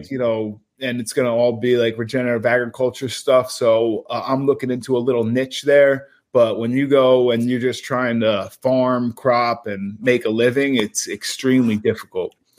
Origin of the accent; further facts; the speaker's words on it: New Jersey, United States; we're the Garden State